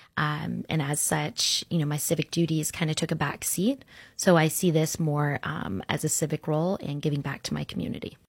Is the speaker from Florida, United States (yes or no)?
yes; Orlando, Florida, United States; also born or lived in Sarasota, Florida; I grew up in Orlando